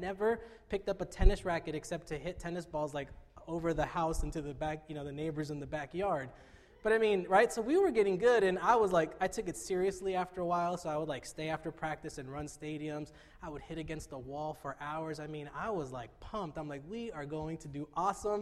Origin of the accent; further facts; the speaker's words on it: Fullerton, California, United States; I'm from Fullerton, so we played schools like Sunny Hills and Troy